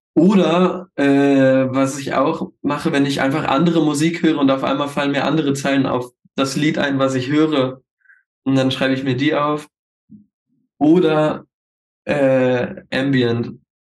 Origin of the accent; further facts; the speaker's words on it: Hildesheim, Lower Saxony, Germany; now in Hanover, Germany; wir kommen alle aus Hildesheim